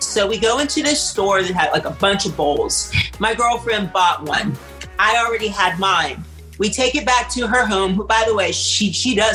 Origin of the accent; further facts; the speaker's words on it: Pittsburgh, Pennsylvania, United States; moved away as an adult; also born or lived in New York; now in California, United States; Grew up in Pittsburgh